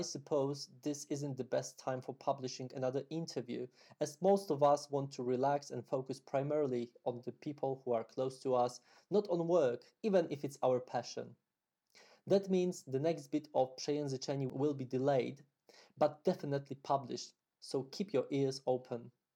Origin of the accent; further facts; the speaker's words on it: Poland; first language Polish; English is a second language; my native language, Polish.